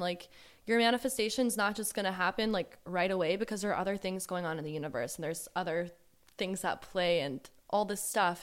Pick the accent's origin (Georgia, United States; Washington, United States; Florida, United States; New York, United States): Georgia, United States; also born or lived in Southern California; now in California, United States; I was born in Southern California and I lived here for a little, for, like, six or seven years, um, but I was raised in the deep south in Georgia